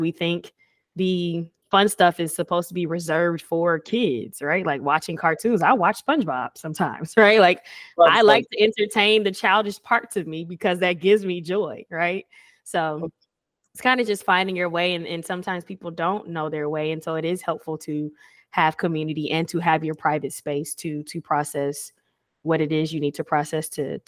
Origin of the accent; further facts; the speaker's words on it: Atlanta, Georgia, United States; now in Houston, United States; Like I'm not from Houston. Right. I'm from Atlanta, you know?